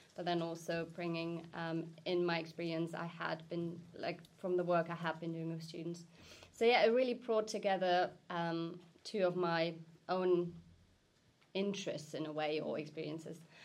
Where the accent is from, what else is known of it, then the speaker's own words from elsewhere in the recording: Germany; moved away as an adult; now in United Kingdom; I'm originally from Germany, have been living in the UK for the past 10 years